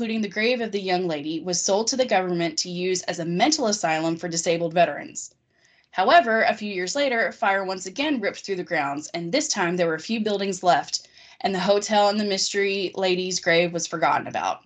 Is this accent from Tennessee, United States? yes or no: no; Harrodsburg, Kentucky, United States; moved away; my hometown has a lot of kind of creepy stories like that because it was the first settlement in Kentucky and the first settlement west of the Allegheny Mountains